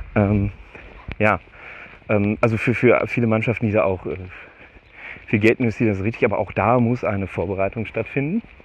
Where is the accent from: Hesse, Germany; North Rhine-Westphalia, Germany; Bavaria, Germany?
North Rhine-Westphalia, Germany; Steinhagen; wo ich meine Jugend verbracht habe, ist das halt schon fast rotes Gebiet.